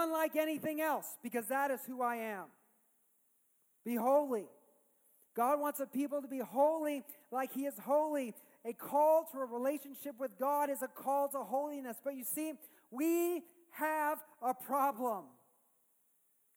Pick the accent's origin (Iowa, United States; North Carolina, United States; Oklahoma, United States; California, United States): California, United States; As a Californian.